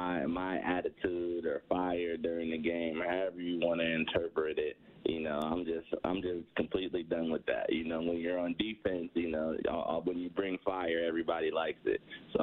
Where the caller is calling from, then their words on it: Boca Raton, Florida, United States; Boca Raton, Florida. Sunny Boca Raton, Florida.